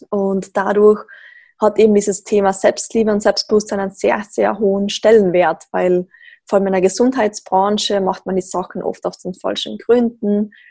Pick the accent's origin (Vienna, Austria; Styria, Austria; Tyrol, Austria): Tyrol, Austria; now in Graz, Austria; Wie man vermutlich gleich hört, komme ich aus Österreich ähm, sehr klischeehaft in den Alpen in Tirol aufgewachsen, bin jetzt aber doch schon seit einiger Zeit in Graz